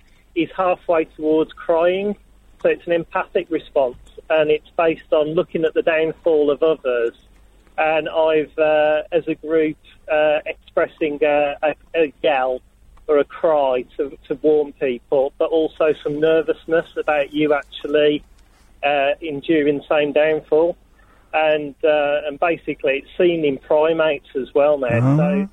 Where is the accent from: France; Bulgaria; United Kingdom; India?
United Kingdom; Birmingham, West Midlands; Yeah, Birmingham.